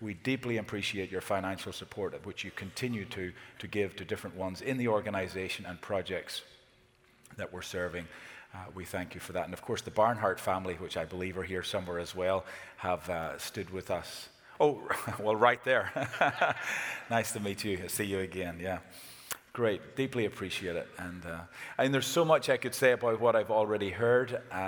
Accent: Ireland; We Irish

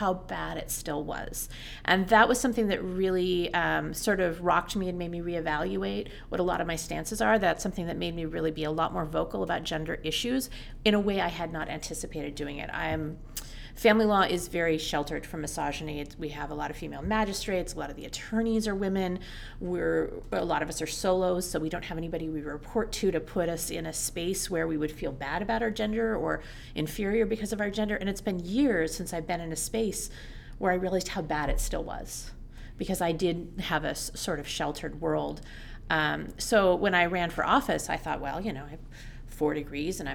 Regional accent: Seattle, Washington, United States; I grew up in Seattle

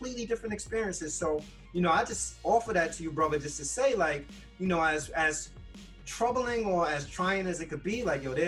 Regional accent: New York City, New York, United States; I grew up in the Bronx

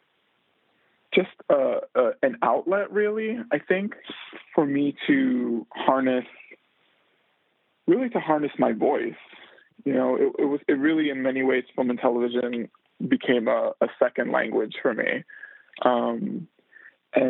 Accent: New York City, New York, United States; I grew up in New York City, grew up in the Bronx in the 80s.

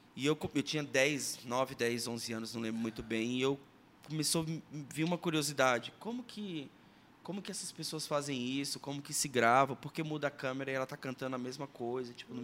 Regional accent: Sergipe, Brazil; now in Curitiba, Brazil; eu sou natural de Sergipe, moro em Curitiba há 20 anos.

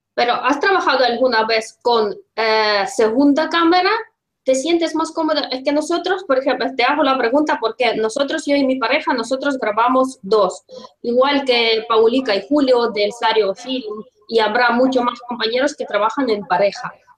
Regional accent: Russia; Spanish is a second language; now in Spain; yo soy rusa, vivo en España

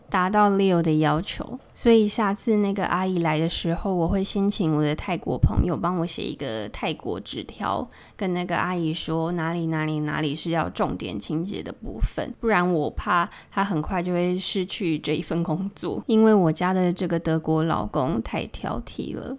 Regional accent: Keelung, Taiwan; moved away as an adult; now in Bangkok, Thailand; 我小时候是住在基隆和平岛，跟我的阿嬷一起住

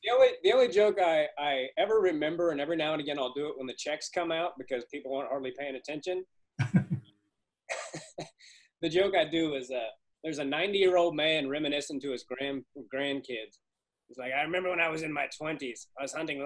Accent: Kansas, United States; I'm from Kansas, and we had some pretty good high school talent

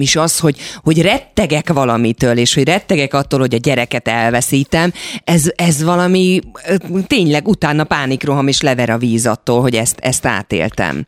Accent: Esztergom, Komárom-Esztergom, Hungary; mi Esztergomban, ahol a családi ház volt, és ahol én felnőttem, az a Dunaparton volt

